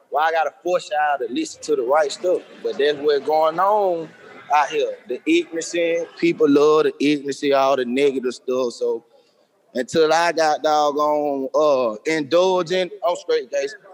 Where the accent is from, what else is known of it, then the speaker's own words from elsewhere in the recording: Birmingham, Alabama, United States; uh, I'm from Birmingham. Uh, I'm 30 years old.